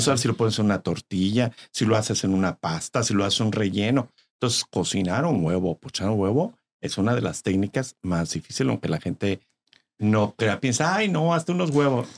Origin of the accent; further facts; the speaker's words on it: Tototlán, Jalisco, Mexico; moved away; Yo soy de Tototlán.